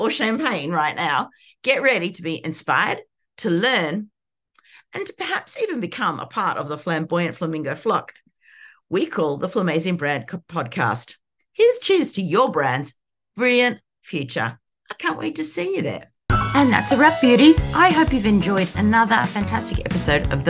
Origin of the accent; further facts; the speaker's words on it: Sydney, New South Wales, Australia; I'm from Sydney, Australia, and I hang with my fabulous family